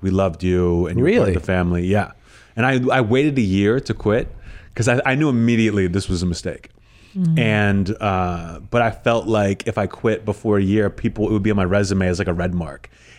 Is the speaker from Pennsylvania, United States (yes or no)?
yes; Pittsburgh, Pennsylvania, United States